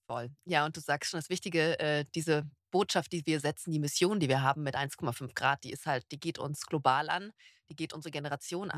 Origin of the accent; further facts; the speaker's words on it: Berlin, Germany; now in Stuttgart, Germany; Ich bin Berlinerin